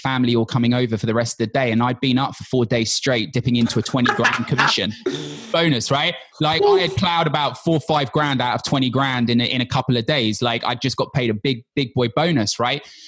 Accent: London, United Kingdom; I'm from London, born and bred.

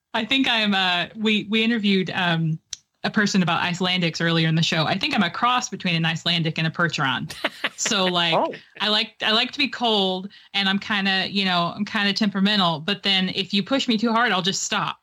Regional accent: Tennessee, United States; I grew up in Tennessee

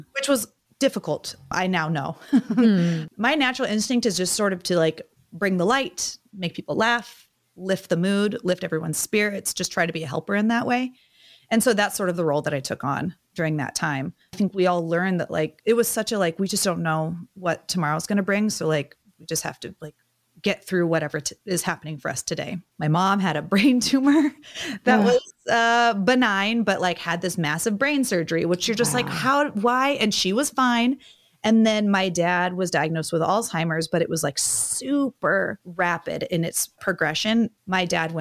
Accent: Medford, Oregon, United States; moved away; my hometown of Medford

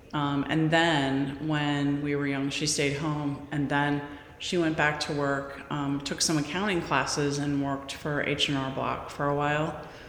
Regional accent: Midwest, United States; also born or lived in Bay Area; So I was from the Midwest. My father was a corporate executive, and we traveled a lot when I was younger.

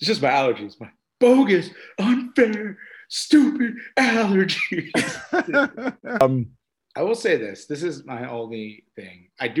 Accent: New York, United States; accent: New York; my New York accent

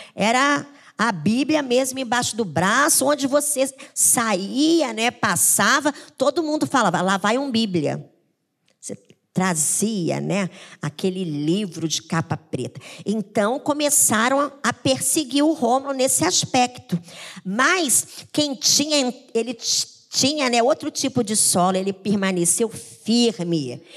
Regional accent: Paraná, Brazil; now in Rio de Janeiro, Brazil; eu vim do interior, na minha época eu era criança

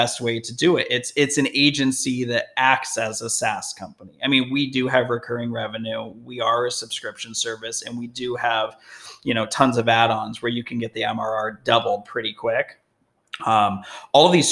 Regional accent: Las Vegas, Nevada, United States; moved away as an adult; also born or lived in Denver, Colorado; now in Newport Beach, United States; I'm born and raised in Vegas

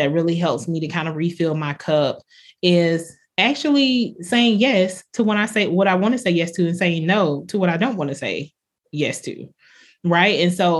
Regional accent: the South, United States; I think growing up in the South, you think of pastors sometimes as people that are, you know, toeing the line and pointing people in a certain direction.

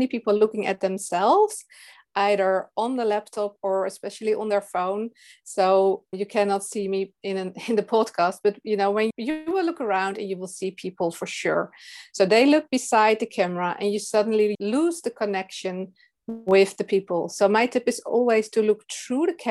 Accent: Netherlands; English is a second language; I'm from the Netherlands.

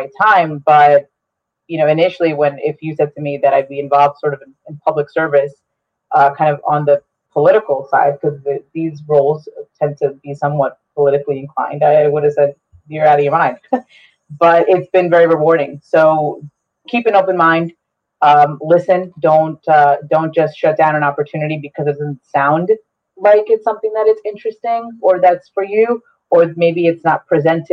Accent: Bergen County, New Jersey, United States; first language Spanish; English is a second language; moved away as an adult; also born or lived in Essex County, New Jersey; now in Bloomfield, United States; I'm from Bergen County originally, but have resided in Essex County for the last 7 years now

